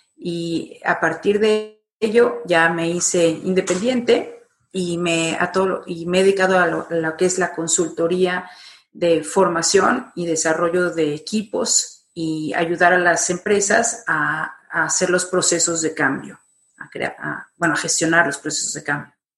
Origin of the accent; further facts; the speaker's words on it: Mexico; now in Madrid, Spain; estoy en Madrid, soy mexicana, eh, pero y he estado trabajando y viviendo por varias partes del mundo, pero ahora desde hace 15 años me encuentro en Madrid